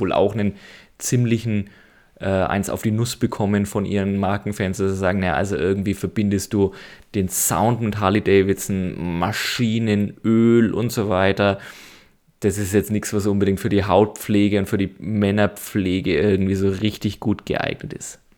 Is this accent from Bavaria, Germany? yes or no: yes; near Nuremberg, Bavaria, Germany; ich komme aus der Nähe von Nürnberg